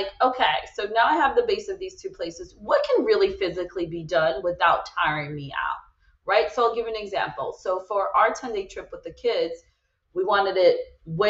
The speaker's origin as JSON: {"language": "English", "country": "Brazil", "tie": "born or raised there", "moved": "yes", "said": "I'm originally from Brazil where there are a lot of strikes too."}